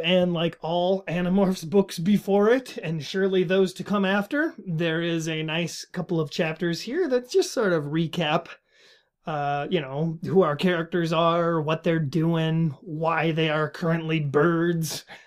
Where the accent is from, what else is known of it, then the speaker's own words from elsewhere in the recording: Minnesota, United States; I am from Minnesota. I live in Minnesota